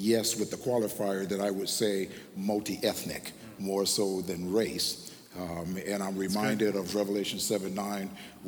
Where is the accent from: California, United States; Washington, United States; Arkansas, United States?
Washington, United States; Tacoma; I'm from Tacoma, Washington